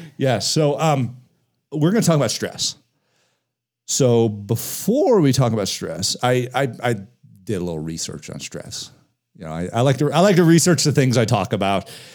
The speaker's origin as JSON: {"language": "English", "town": "Denver", "region": "Colorado", "country": "United States", "tie": "born or raised there", "said": "I grew up in the Denver area, I still have a lot of very close friends that I was in elementary school with."}